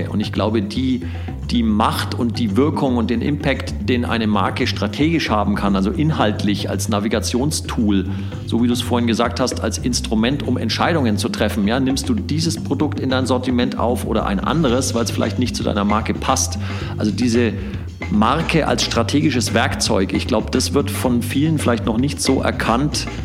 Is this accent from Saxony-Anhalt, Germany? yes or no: no; Nuremberg, Bavaria, Germany; weil als Nürnberger äh, lebst du ja vor den Toren von Herzogenaurach, da kriegt mhm. man das natürlich mit.